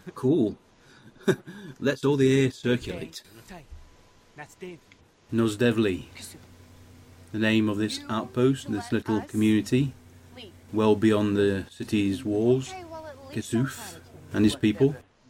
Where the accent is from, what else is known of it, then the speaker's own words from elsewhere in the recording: Egypt; I am from Egypt. Therefore, I understand Egyptian.